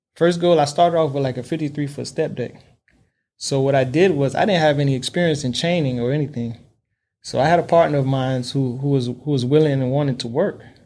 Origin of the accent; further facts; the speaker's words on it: Miami, Florida, United States; born and raised in Miami, Florida. That's all I know